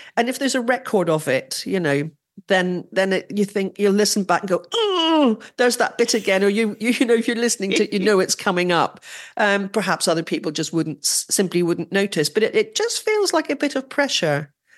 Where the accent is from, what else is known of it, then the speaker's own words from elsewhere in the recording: Northern Ireland, United Kingdom; accent: Northern Irish; my Northern Irish accent